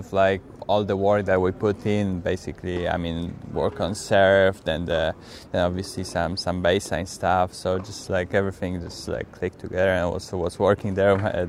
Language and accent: English; Poland; English is a second language; I'm from Poland, and most of the courts are clay court there.